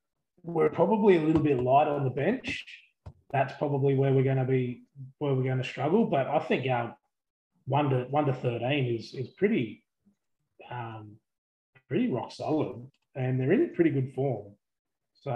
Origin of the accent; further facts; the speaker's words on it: Queensland, Australia; as a Queenslander